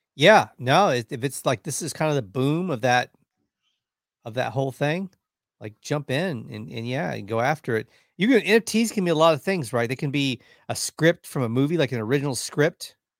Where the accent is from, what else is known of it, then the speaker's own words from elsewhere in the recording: Texas, United States; we're from Texas